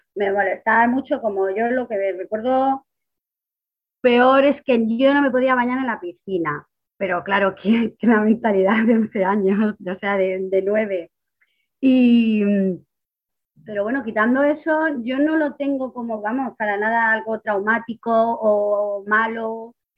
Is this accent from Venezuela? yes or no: no; Ciudad Real, Castilla-La Mancha, Spain; soy de Ciudad Real